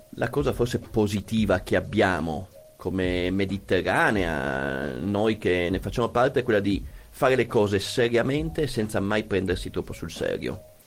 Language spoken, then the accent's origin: Italian; Bologna, Emilia-Romagna, Italy; io vengo da Bologna